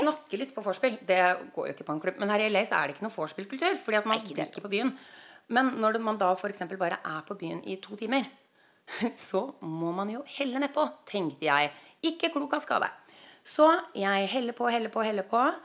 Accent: Norway; moved away as an adult; now in United States; jeg er norsk

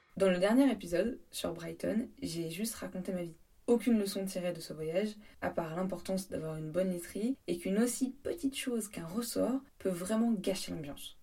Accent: France; moved away as an adult; now in England, United Kingdom

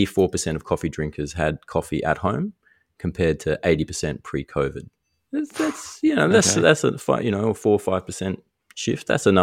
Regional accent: Darwin, Northern Territory, Australia; But we grew up in Darwin. Like, how many iced coffees did you have when you were a teenager?

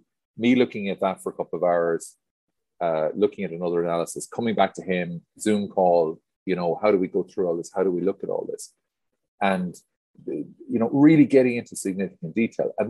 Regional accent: Ireland; I came from Ireland into veterinary environments and farming environments

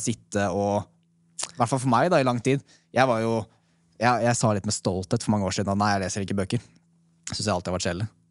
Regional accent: Oslo, Norway; jeg er fra Oslo

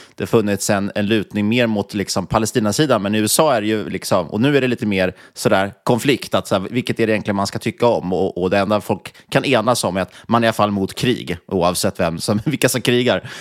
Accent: Sweden; som svensk

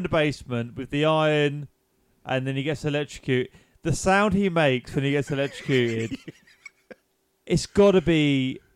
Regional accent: England, United Kingdom; I'm English

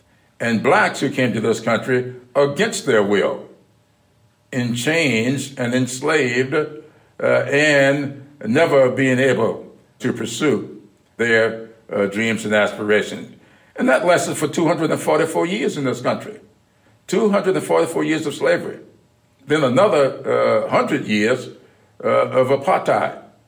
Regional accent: South Carolina, United States; We used to talk a lot early on about my experiences growing up in South Carolina, his experiences there in Delaware.

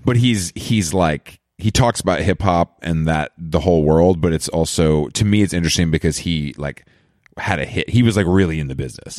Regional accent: Georgia, United States; moved away; I'm from Georgia

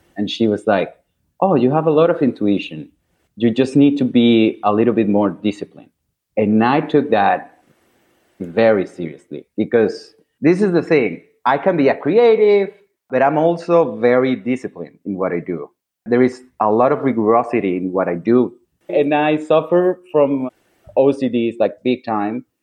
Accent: Caracas, Capital District, Venezuela; moved away as an adult; also born or lived in Milan, Italy; now in New York City, United States; I'm originally from Caracas, Venezuela.

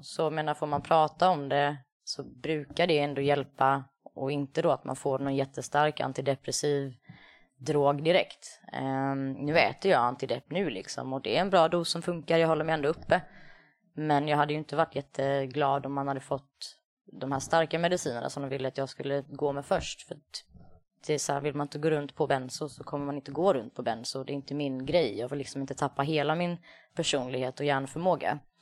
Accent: Värnamo, Jönköping County, Sweden; moved away; sist jag var hemma i Värnamo

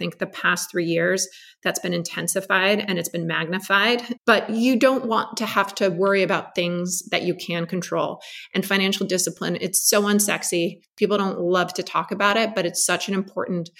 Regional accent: Los Angeles, California, United States; growing up in Los Angeles

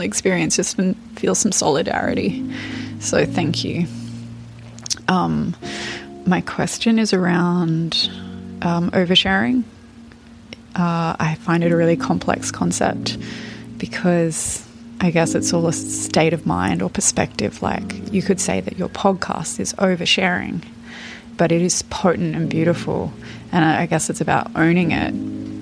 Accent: Australia; I'm 32 and from Australia.

